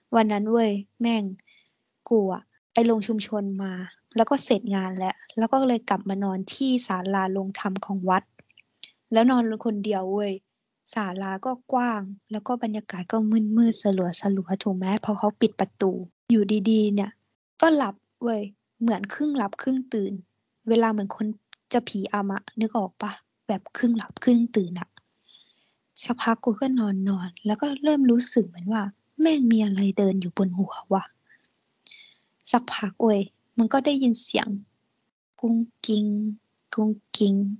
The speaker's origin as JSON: {"language": "Thai", "region": "Southern Thailand", "country": "Thailand", "said": "กูเป็นคนใต้"}